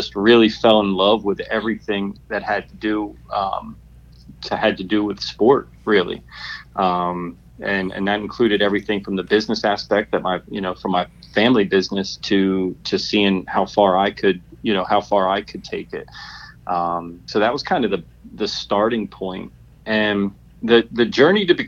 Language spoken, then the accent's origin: English; Harrisburg, Pennsylvania, United States; I grew up in Harrisburg, Pennsylvania